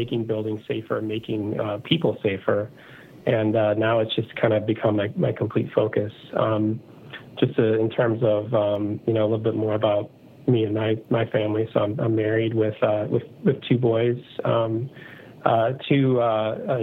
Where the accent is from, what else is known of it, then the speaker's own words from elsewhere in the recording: Chicago, Illinois, United States; I was born and raised in the Chicago area in Illinois in the U.S.